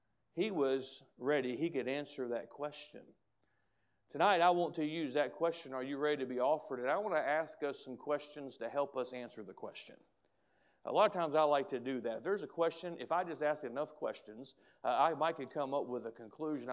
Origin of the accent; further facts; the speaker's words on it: United States; as an American